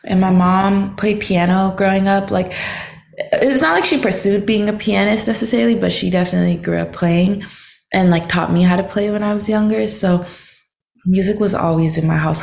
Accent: Seattle, Washington, United States; now in Los Angeles, United States; I was born in like Seattle, like the city of Seattle. And then when I was like 5 or so, my parents divorced. So I moved with my mom like more to the outskirts of Seattle

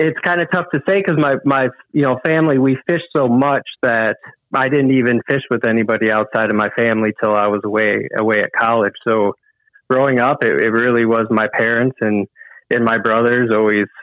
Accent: Lake St. Clair, Michigan, United States; I grew up on Lake St. Clair

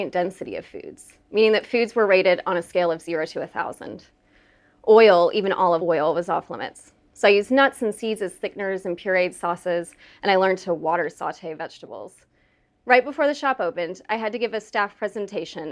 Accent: the Bible Belt, United States; also born or lived in West Texas / Oklahoma; I grew up in the Bible Belt

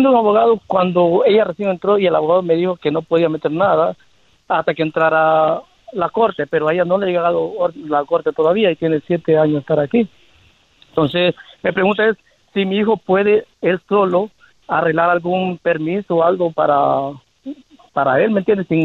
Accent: Mexico; now in United States; yo agarré residencia por parte de asilo político, soy mexicano. Ah, ¿Puedo ah, entrar y salir a, México?

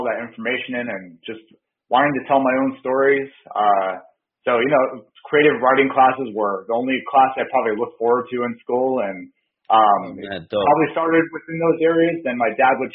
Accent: Bridgeport, Connecticut, United States; moved away as an adult; also born or lived in Florida / California / Nevada; now in Portland, United States; I grew up in Connecticut, though. I was born in Bridgeport and then lived there for most of my life, most of my early life, for about first 20 years

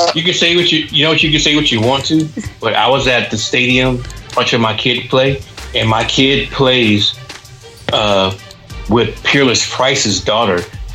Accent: the South, United States; now in Atlanta, United States; I'm not like a transplant. I'm from the South.

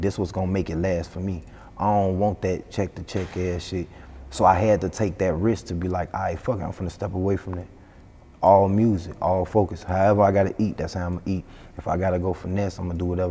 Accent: Chicago, Illinois, United States; I'm from Chicago.

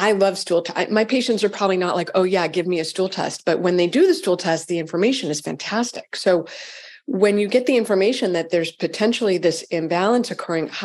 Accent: Framingham, Massachusetts, United States; I was brought up in Framingham.

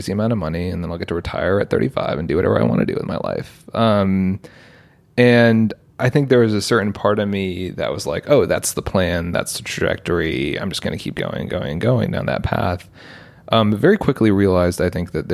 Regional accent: United States; also born or lived in London, United Kingdom / New York / Portland, Oregon; we moved to the US when I was three, lived in both upstate New York and Portland, Oregon.

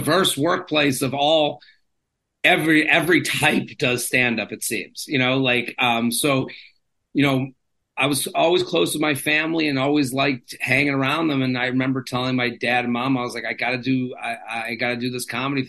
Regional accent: Needham, Massachusetts, United States; moved away as an adult; also born or lived in State College, Pennsylvania; now in New York City, United States; I'm from Needham, which is a small town.

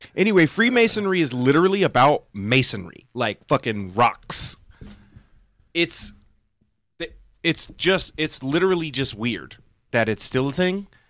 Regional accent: the South, United States; I was raised in the South

